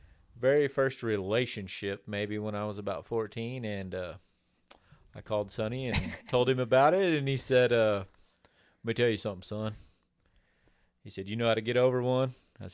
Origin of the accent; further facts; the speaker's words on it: Oklahoma, United States; born there; I was born in Oklahoma. Don't hold it against me. I got here as quick as I could.